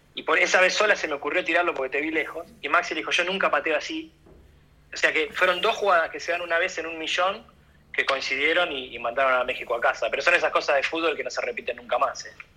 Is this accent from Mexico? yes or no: no; Argentina; como argentino